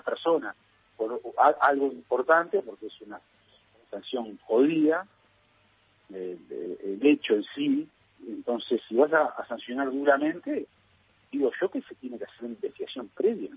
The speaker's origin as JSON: {"language": "Spanish", "country": "Uruguay", "said": "soy muy, muy uruguayo"}